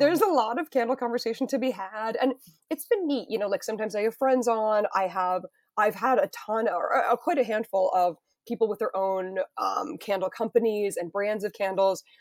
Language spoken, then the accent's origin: English; Weston, Massachusetts, United States; moved away; I'm from Weston